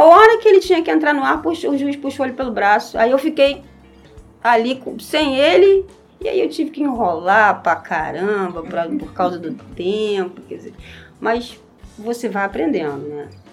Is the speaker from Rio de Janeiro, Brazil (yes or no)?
yes; Nova Iguaçu, Rio de Janeiro, Brazil; Eu nasci aqui no Hospital Iguaçu, Associação de Caridade Hospital Iguaçu, e sempre morei a vida inteira no mesmo lugar, em Morro Agudo